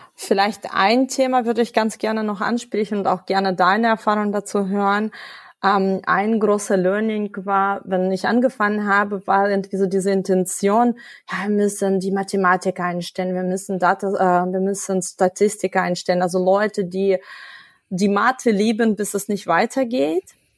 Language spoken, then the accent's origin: German; Ukraine; first language Russian; German is a second language; now in Germany; ich komme ursprünglich aus der Ukraine. Meine Muttersprache ist Russisch.